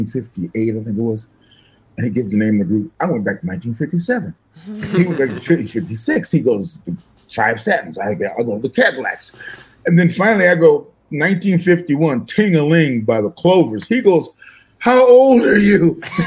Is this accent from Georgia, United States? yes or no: no; Arkansas, United States; also born or lived in Michigan; I was born in Michigan. And when I was three, I think it was, my family moved back to Arkansas.